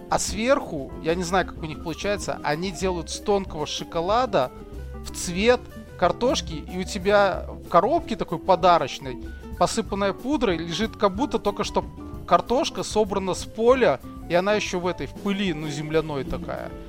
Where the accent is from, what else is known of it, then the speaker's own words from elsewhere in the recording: Kazakhstan; я из Казахстана